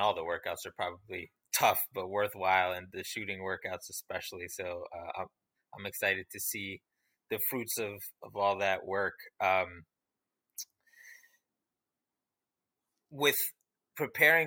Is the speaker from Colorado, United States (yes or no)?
no; New York City, New York, United States; I'm from the Bronx